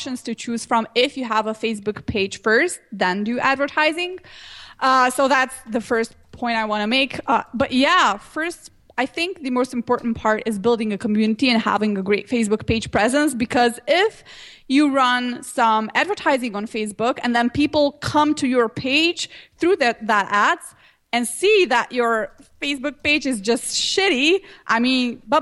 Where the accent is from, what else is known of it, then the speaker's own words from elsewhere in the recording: Slovenia; I'm from Slovenia